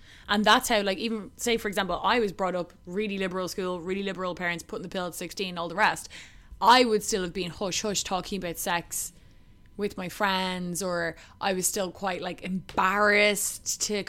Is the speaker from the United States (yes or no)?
no; Ireland; as an Irish woman in my generation